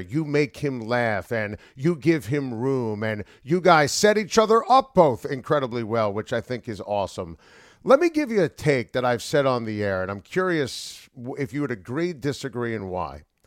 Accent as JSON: {"language": "English", "area": "Rockland County", "region": "New York", "country": "United States", "tie": "born or raised there", "said": "I grew up in Rockland County"}